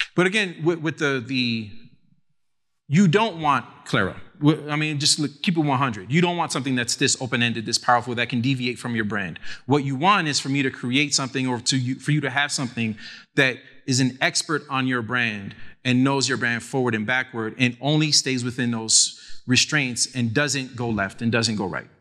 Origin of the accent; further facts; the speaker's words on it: New York City, New York, United States; I grew up in the Lower East Side, New York City